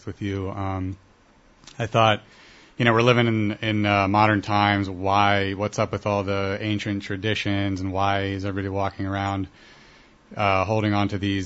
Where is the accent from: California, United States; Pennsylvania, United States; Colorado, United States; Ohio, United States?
Ohio, United States; Columbus; also born or lived in Israel; I come from Columbus, Ohio, actually born in Israel, but I grew up in Columbus